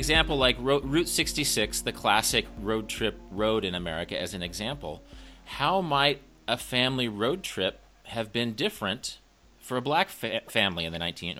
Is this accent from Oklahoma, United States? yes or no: no; Kansas, United States; I'm from the Midwest. I'm from Kansas.